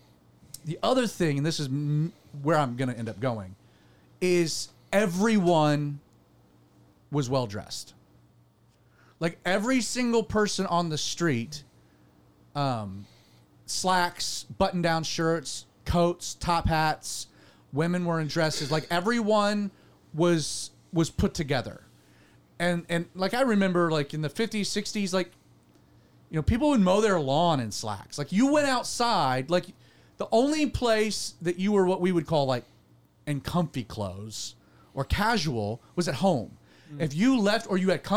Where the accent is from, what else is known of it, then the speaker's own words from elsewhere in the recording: Deep South, United States; I grew up in Calvary Chapel in the Deep South